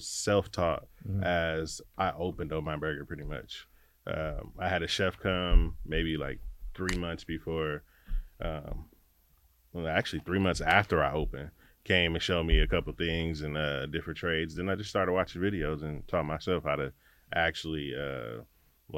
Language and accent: English; Gardena, California, United States; I am from the city of Gardena, born in Gardena, raised